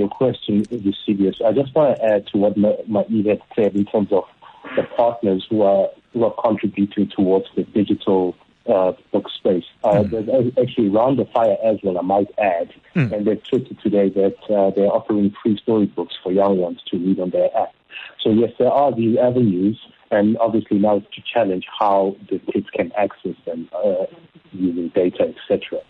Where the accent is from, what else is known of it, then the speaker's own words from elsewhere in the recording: South Africa; first language Zulu; English is a second language; looking for a book in my mother tongue, which is isiZulu